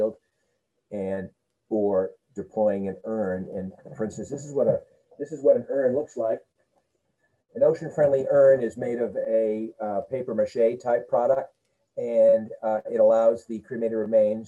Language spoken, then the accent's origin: English; Scituate, Massachusetts, United States; also born or lived in Boston / San Francisco; I grew up in Scituate